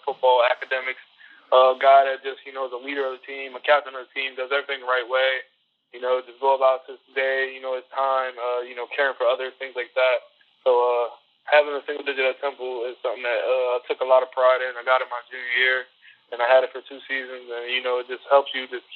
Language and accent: English; Millville, New Jersey, United States; I grew up in Millville, New Jersey. Pretty rough area, South Jersey.